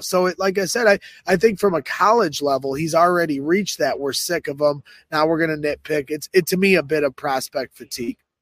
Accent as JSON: {"language": "English", "town": "Crown Point", "region": "Indiana", "country": "United States", "tie": "born or raised there", "said": "my hometown of Crown Point, Indiana"}